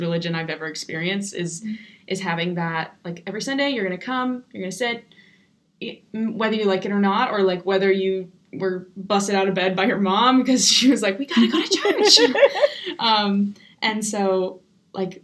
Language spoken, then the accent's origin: English; Arizona, United States; moved away; I grew up in Arizona. That's where I'm from.